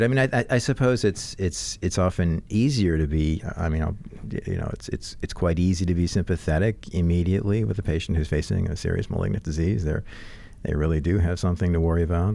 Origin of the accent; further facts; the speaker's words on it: New Orleans, Louisiana, United States; I'm growing up in New Orleans